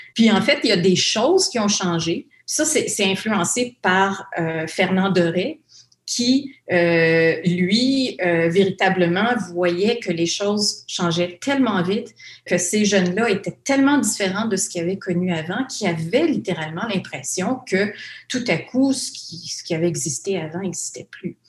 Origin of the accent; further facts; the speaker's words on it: the North, Ontario, Canada; je viens du Nord